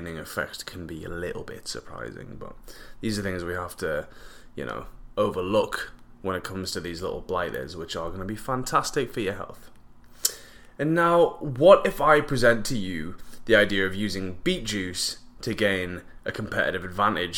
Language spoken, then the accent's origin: English; England, United Kingdom; now in Vancouver Island, Canada; Growing up in England